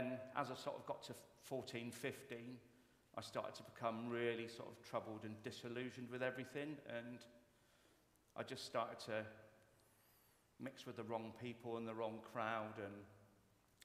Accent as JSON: {"language": "English", "town": "Yeovil", "region": "South West England", "country": "United Kingdom", "said": "I'm originally from Yeovil in Somerset."}